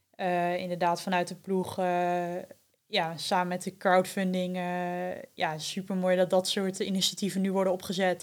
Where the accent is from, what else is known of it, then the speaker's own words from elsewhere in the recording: Veendam, Groningen, Netherlands; also born or lived in Winschoten; ik ben eh, geboren in Winschoten, maar opgegroeid in eh, Veendam. En daar woon ik ook nog steeds.